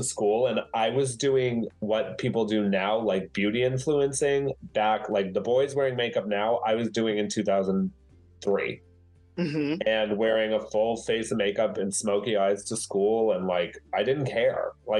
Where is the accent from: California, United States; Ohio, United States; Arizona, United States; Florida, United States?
Arizona, United States; I grew up in Arizona in a very small, white, Christian, conservative town.